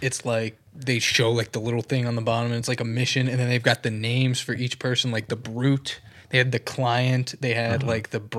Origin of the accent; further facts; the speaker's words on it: Alabama, United States; We're from Alabama.